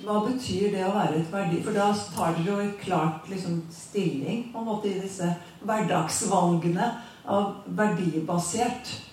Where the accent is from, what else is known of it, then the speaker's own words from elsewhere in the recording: Åfjord, Trøndelag, Norway; jeg vokste opp i Åfjorden på Fosenhalvøya